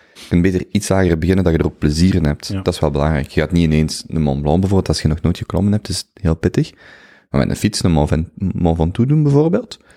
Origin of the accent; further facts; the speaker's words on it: Belgium; als Belg